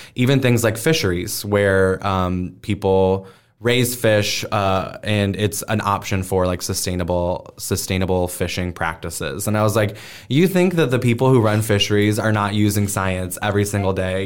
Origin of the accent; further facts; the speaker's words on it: Omaha, Nebraska, United States; I was born and raised here in Omaha